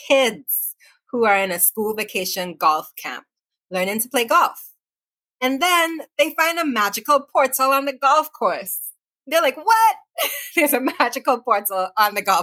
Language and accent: English; Trinidad & Tobago; I'm from Trinidad and Tobago